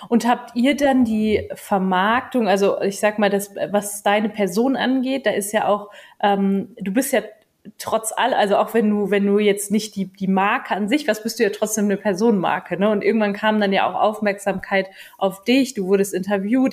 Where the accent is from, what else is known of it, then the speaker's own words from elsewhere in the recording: Germany; bei uns in Deutschland